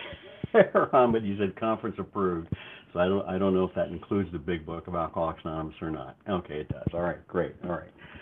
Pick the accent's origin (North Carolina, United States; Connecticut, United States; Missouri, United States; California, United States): California, United States; Los Angeles; I was brought up and raised in California, the Los Angeles area, multiple areas.